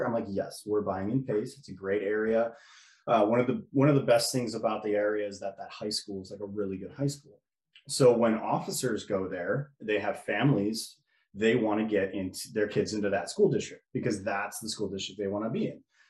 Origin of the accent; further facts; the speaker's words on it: Orland Park, Illinois, United States; moved away as an adult; also born or lived in Pensacola, Florida; I am from Orland Park. It's a suburb, south suburb of Chicago. Born and raised in that area